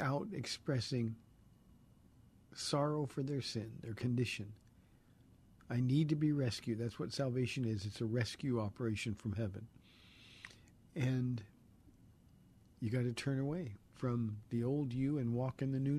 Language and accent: English; Southern California, United States; I grew up in Southern California, and we go to Venice Beach regularly